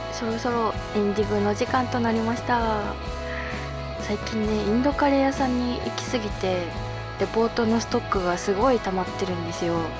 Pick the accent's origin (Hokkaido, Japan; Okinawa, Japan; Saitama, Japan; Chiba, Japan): Hokkaido, Japan; now in Tokyo, Japan